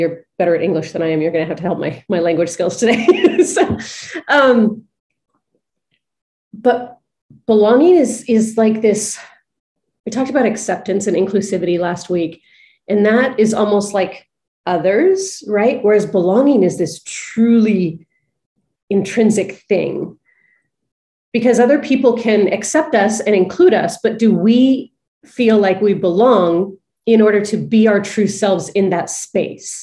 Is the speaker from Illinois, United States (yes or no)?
no; Big Bear, California, United States; moved away; growing up in Big Bear, lived there for 16 years of my life, moved there when I was 13, or when I was three, sorry, not 13